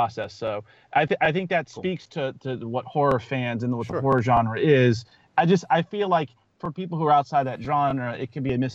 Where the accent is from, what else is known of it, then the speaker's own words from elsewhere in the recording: Louisiana, United States; I grew up in Louisiana, and I grew up camping and spending time with friends outdoors